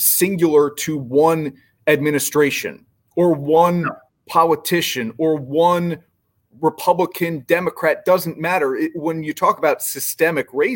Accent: New Jersey, United States; growing up in New Jersey

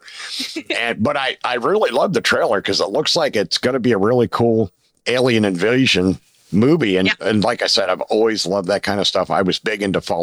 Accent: Pennsylvania, United States; moved away; also born or lived in Atlanta, Georgia; I grew up in Pennsylvania

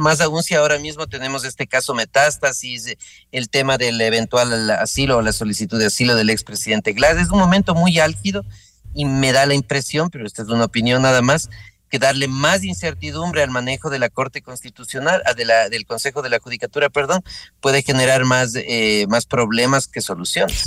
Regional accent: Ecuador

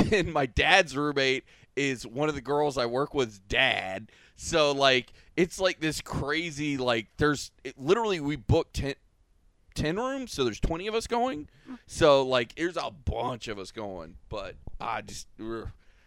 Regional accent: United States; I'm a redneck from Polk County

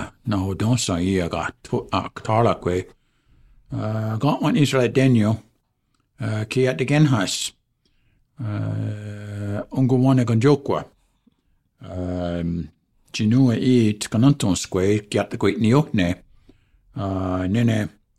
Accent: Oswegen, Ontario, Canada; I'm from Oswegan.

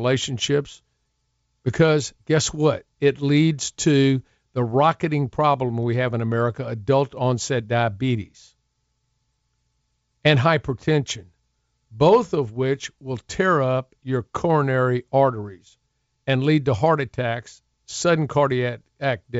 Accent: Houston, Texas, United States; I grew up in Houston.

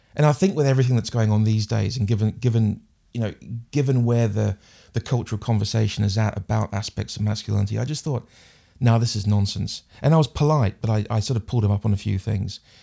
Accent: New Zealand; first language English; moved away as an adult; now in United Kingdom; growing up in New Zealand

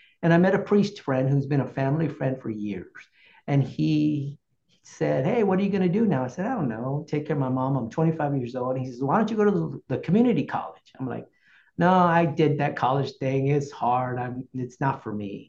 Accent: Corpus Christi, Texas, United States; also born or lived in San Antonio, Texas; from Corpus Christi is my hometown.

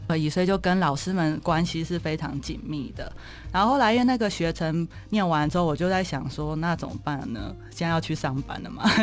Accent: Zhudong, Hsinchu County, Taiwan; 我从小就是在新竹县竹东镇，也是典型的嗯。乡下环境嗯。长大的。那比较特别是，就是因为我爸爸是那种乡下教会的牧师这样

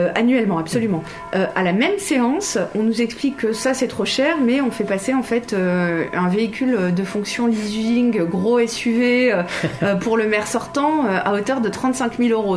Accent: Châtillon, Île-de-France, France; j'ai grandi à Châtillon, je n'ai connu en réalité que Châtillon

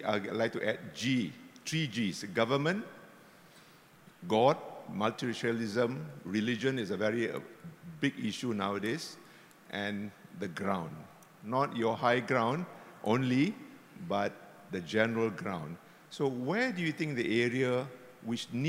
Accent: Singapore; I'm proud Singaporean

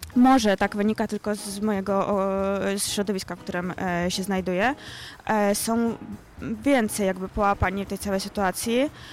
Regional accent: Ukraine; now in Poland; jestem Ukrainką

